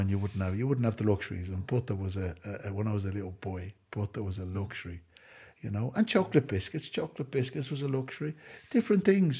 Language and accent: English; Ireland; I'm an Irishman that doesn't drink alcohol.